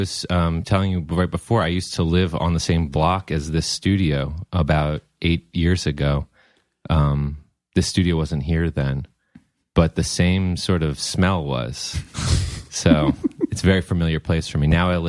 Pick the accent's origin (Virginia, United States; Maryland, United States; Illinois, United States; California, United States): Maryland, United States; Potomac; also born or lived in College Park, Maryland; now in Brooklyn, United States; I grew up in Potomac, Maryland.